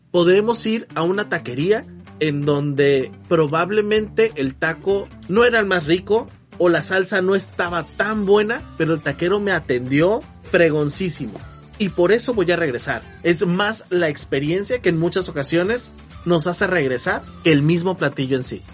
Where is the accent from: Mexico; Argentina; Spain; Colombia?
Mexico; para nosotros como mexicanos